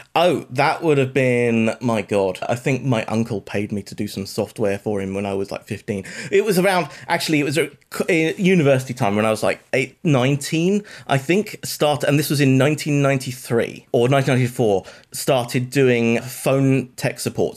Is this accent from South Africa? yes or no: no; United Kingdom; accent: British; I went to university in the U K. This may be obvious from my accent